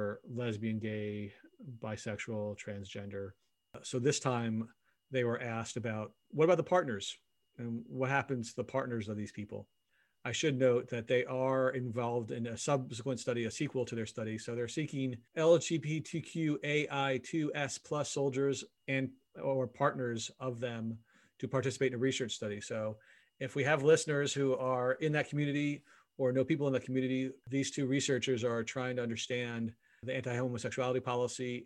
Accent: United States; now in Canada; as an American living in Canada

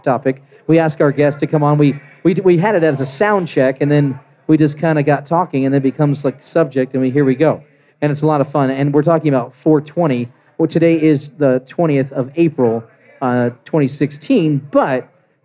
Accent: Virginia, United States; now in Colorado, United States; I grew up in Virginia

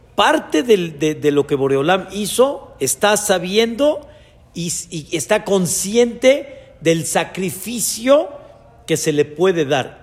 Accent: Mexico; Yo nací en México cuando mis papás apenas estaban dando sus pasos de Teshuvá a su nivel

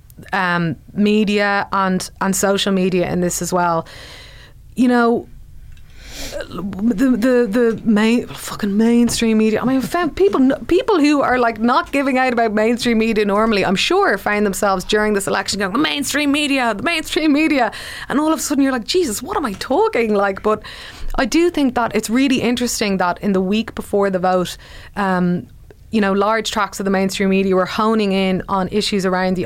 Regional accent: Ireland

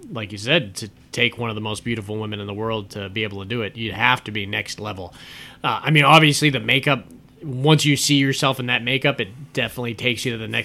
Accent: Florida, United States; I remember when this came out because we're from Florida, so we knew about Arlene Wuornos when it came out.

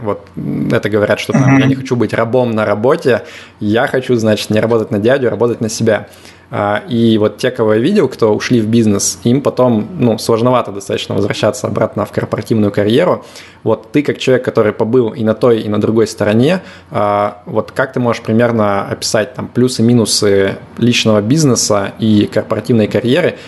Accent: Yekaterinburg, Sverdlovsk Oblast, Russia; moved away as an adult; now in Limassol, Cyprus; я тоже из Екатеринбурга

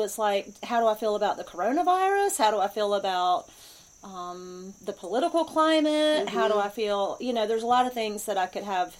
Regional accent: Wilmington, North Carolina, United States; moved away as an adult; also born or lived in Hudson Valley, New York; I'm a Wilmingtonian, so I grew up in Wilmington and spent pretty much my whole life there until about 2.5 years ago. We moved to the Hudson Valley for my husband's work. And then in May, we moved here to the mountains of North Carolina.

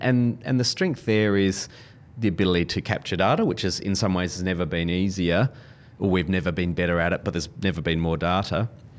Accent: Adelaide, South Australia, Australia; now in Melbourne, Australia; And I'm not a Melbournian. I grew up in Adelaide, live in Melbourne now.

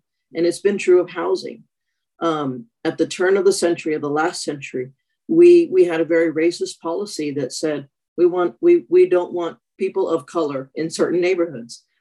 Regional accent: El Paso, Texas, United States; moved away as an adult; now in Austin, United States; I'm originally from El Paso, Texas

